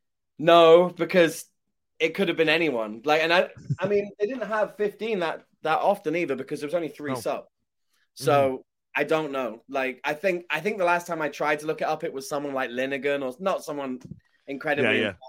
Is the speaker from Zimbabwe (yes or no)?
no; Shrewsbury, West Midlands, United Kingdom; moved away as an adult; now in United States; growing up in Shrewsbury